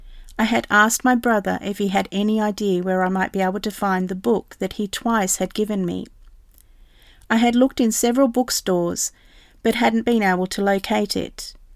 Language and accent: English; New Zealand; moved away as an adult; now in England; I left New Zealand, my home country, and was living in England.